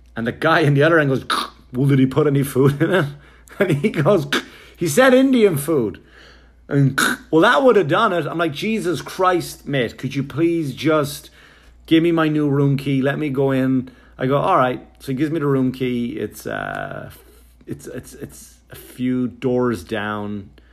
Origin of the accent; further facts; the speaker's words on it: Wexford, Leinster, Ireland; me growing up in Wexford, Ireland